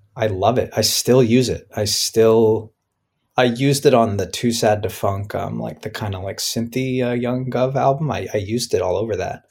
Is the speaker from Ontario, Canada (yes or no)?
yes; Toronto, Ontario, Canada; I grew up in Toronto